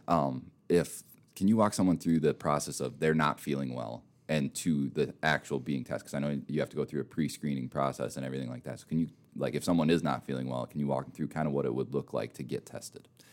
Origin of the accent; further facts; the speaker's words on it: Minnesota, United States; moved away; I'm from Minnesota, and you can probably tell by my voice a little bit as well